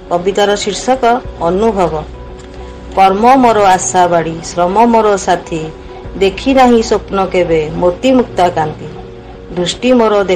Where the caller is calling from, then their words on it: Rourkela, Odisha, India; ରାଉରକେଲାରୁ କହୁଛି